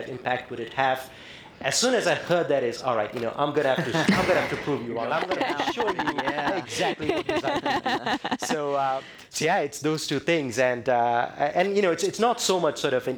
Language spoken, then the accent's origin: English; India; moved away; I come from India where, you know, the effects of climate change and the economic disparities that come from lack of energy access, you know, I saw that growing up firsthand.